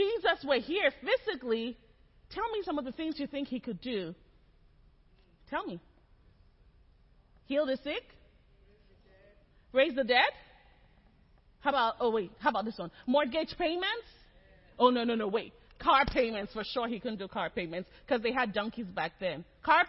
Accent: Nigeria; moved away as an adult; also born or lived in Lagos; now in Texas, United States; I'm Nigerian

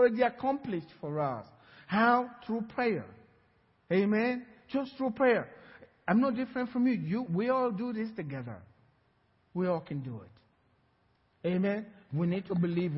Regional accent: Sapele, Delta, Nigeria; now in Cypress, United States; my village where I grew up in Sapela

